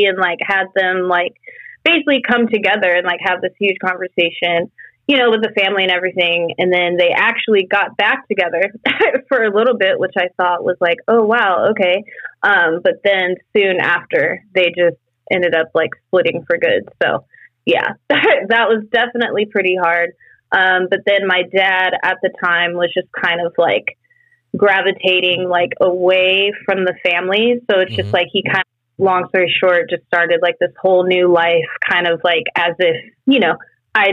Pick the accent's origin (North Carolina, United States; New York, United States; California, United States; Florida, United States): California, United States; Fresno; also born or lived in South Lake Tahoe, California; I was born in South Lake Tahoe. I don't know my birth parents like whatsoever, but ever since I was adopted, that was pretty much the family that I knew. And that was basically just like a mom and a dad. And I had two brothers, older brothers. And then we were living pretty much middle class, like living in Fresno, California